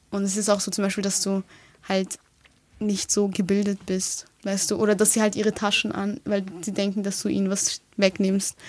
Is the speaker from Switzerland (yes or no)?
no; Vienna, Austria; ich bin ja hier aufgewachsen, das ist ja meine Heimat